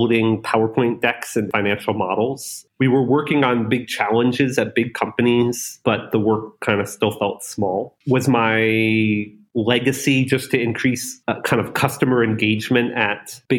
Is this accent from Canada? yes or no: no; North Florida, United States; moved away as an adult; also born or lived in Silicon Valley; I was born in North Florida.